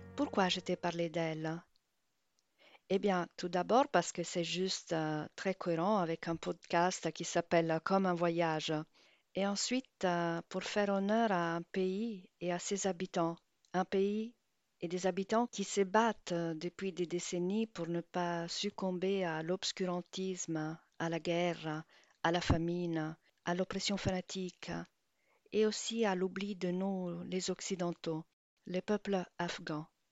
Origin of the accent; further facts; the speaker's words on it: Rome, Lazio, Italy; now in Brittany, France; ma ville natale, Rome